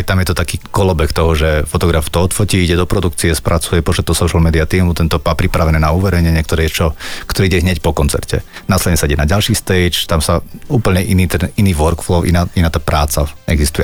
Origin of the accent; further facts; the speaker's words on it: Humenné, Prešov Region, Slovakia; som začínal v Humenskom klube, kde odkiaľ pochádzam